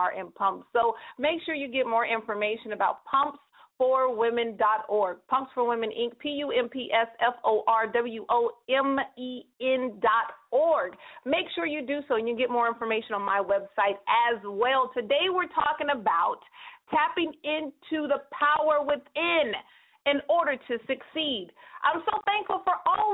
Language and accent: English; Northern California, United States; So everybody calling from 209, that's my hometown, NorCal.